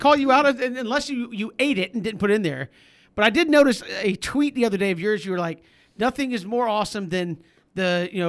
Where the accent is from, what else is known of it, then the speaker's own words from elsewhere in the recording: Atlanta, Georgia, United States; I know Christian and I grew up in Metro Atlanta where there's like a Waffle House every 16 feet.